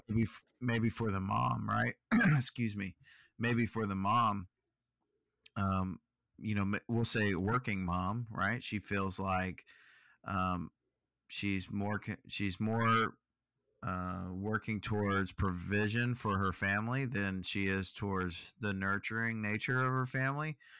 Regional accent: Texas, United States; I'm from Texas and I really enjoy barbecuing

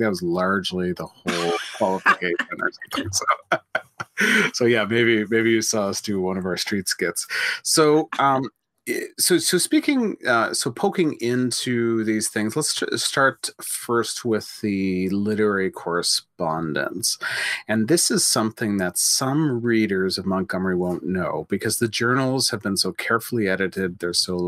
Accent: New Glasgow, Prince Edward Island, Canada; I'm from New Glasgow, Prince Edward Island.

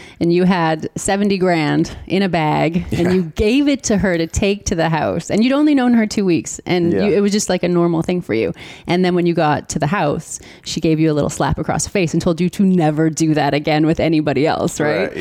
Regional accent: Canada; moved away as an adult; now in England; I'm Canadian and I moved to England 20 years ago

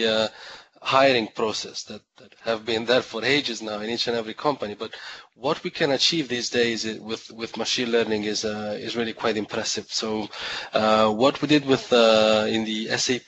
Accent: Italy; I was born in Italy.

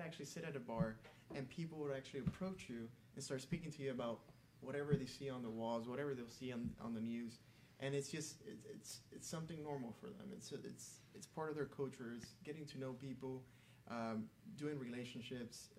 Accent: Miami, Florida, United States; first language Spanish; English is a second language; My first language is Spanish. And even though I was born in the U.S., grew up in Miami

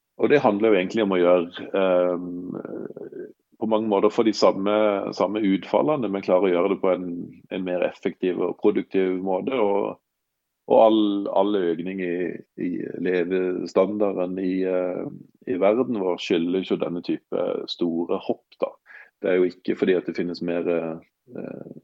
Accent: Sørlandet, Norway; accent: Sørlandet dialect (preserved 1995-style); moved away as an adult; also born or lived in Trondheim; jeg er fra Sørlandet, da, som dialekten eh, avslører

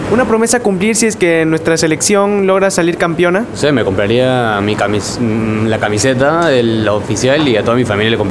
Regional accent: Peru; Bueno, para mí la favorita, aparte de Perú, que somos nosotros, sería Argentina.

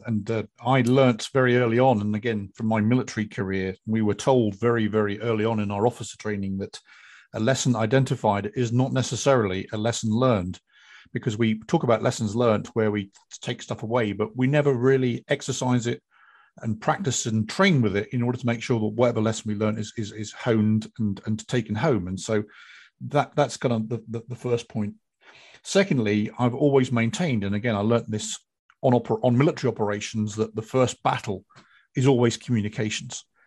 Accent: United Kingdom; for us Brits

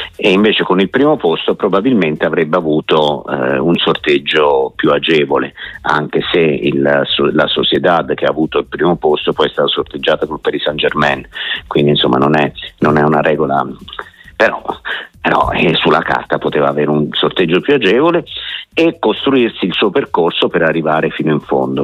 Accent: Tuscany, Italy; io sono toscano, quindi di Montegasini è anche vicino a Empoli

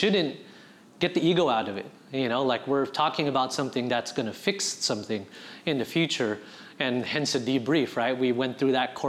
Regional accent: San Diego, California, United States; also born or lived in Bremerton, Washington / Bangor, Washington; born and raised in San Diego, grew up a portion up in Seattle, Bangor and Bremerton to be exact. My dad was in the military, we were on a submarine base, moved back and spent majority of my middle school and high school in San Diego

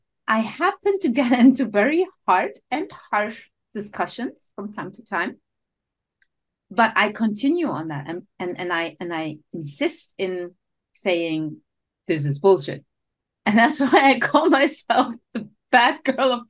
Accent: Berlin, Germany; moved away as an adult; now in Switzerland; I'm from Berlin originally. So I live in Switzerland, but I'm originally from Berlin.

